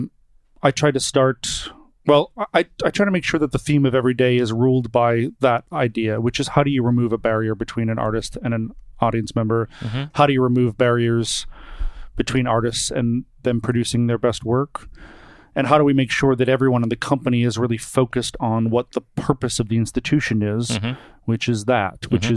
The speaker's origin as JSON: {"language": "English", "town": "Brockton", "region": "Massachusetts", "country": "United States", "tie": "born or raised there", "moved": "yes", "said": "I'm from a suburb outside of Boston, about 18 miles south of Boston, called Brockton, Massachusetts."}